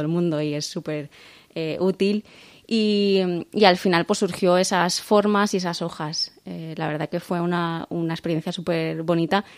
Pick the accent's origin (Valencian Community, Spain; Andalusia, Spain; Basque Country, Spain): Valencian Community, Spain; aunque somos españoles, somos valencianos